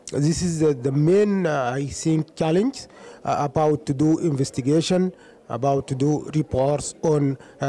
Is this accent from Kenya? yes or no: no; Sudan; I'm from Sudan.